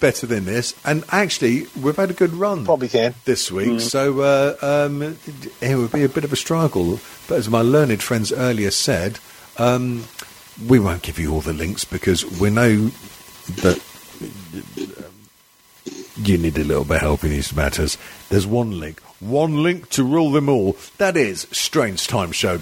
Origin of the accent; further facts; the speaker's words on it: Wales, United Kingdom; I'm Welsh